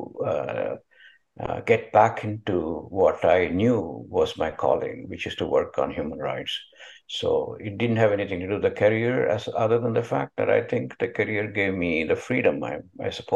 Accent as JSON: {"language": "English", "town": "Bangalore", "region": "Karnataka", "country": "India", "tie": "born or raised there", "also_born_or_lived": "Detroit, United States / Windsor, Canada", "moved": "as an adult", "lives_now": "United States", "said": "I was born in India in 1947, just a few weeks after India's independence"}